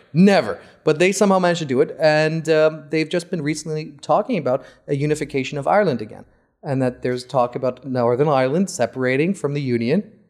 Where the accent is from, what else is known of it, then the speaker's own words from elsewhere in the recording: Saudi Arabia; I'm from Saudi